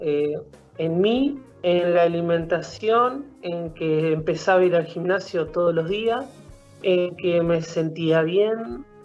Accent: Paraná, Entre Ríos, Argentina; Eh, sí, bueno, yo arranqué en el club, eh, mi viejo era jugador, en aquel momento en Sionista, eh, en Sionista de Paraná.

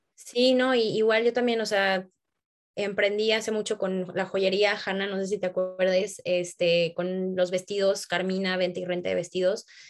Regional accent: Tampico, Tamaulipas, Mexico; moved away as an adult; now in Mexico City, Mexico; yo crecí en Tampico

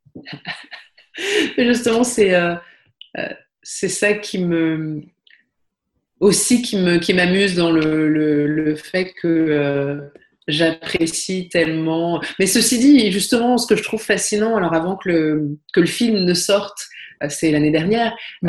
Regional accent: Paris, Île-de-France, France; moved away as an adult; also born or lived in Brussels; je suis parisienne et je vivais à Paris

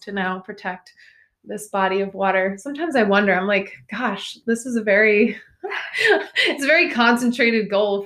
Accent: New York City, New York, United States; moved away; I was born in Brooklyn

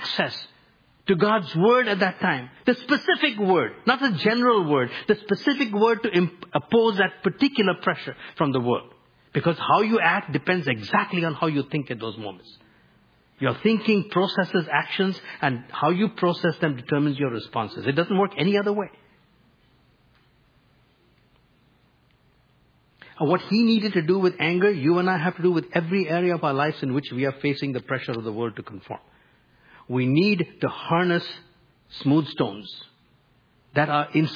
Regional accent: India; moved away; growing up in India

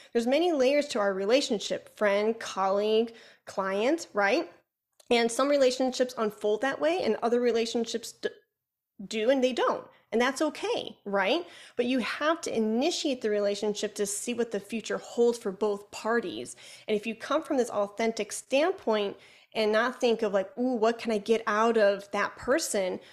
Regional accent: Chicago, Illinois, United States; accent: Chicago; my Chicago accent

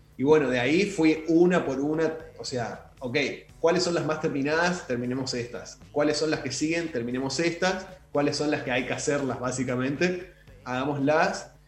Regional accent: Chaco, Argentina; yo soy de Chaco

